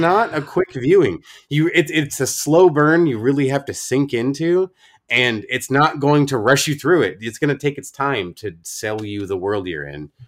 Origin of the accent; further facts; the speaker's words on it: Oregon, United States; my home state of Oregon